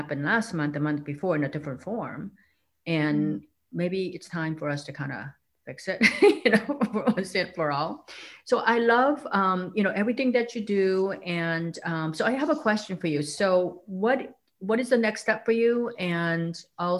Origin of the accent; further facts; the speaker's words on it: South Korea; moved away; I grew up in South Korea where women were supposed to be kind of quiet.